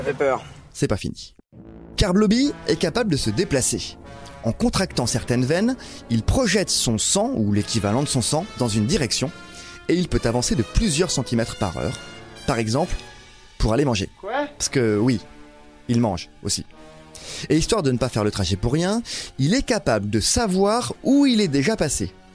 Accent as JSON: {"language": "French", "country": "France", "said": "chez nous, en France"}